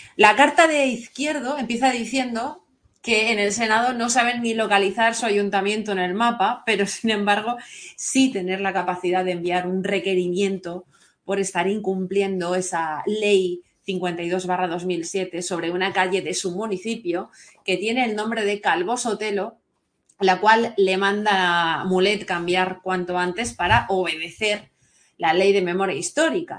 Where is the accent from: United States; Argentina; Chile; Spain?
Spain; Valencia, Valencian Community; les habla desde aquí de Valencia, soy valenciana